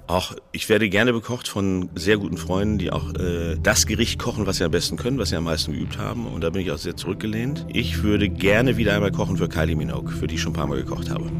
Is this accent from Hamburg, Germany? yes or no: no; North Rhine-Westphalia, Germany; Ich komme aus Ostwestfalen, da wo die ganzen ähm, Holzwürmer wohnen